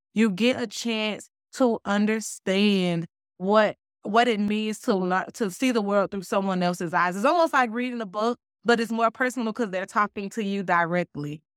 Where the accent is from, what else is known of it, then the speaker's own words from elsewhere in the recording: Miami, Florida, United States; moved away as an adult; now in Jonesboro, United States; I was born and raised in Miami, so I didn't anticipate any culture shock because I'm right here in my hometown.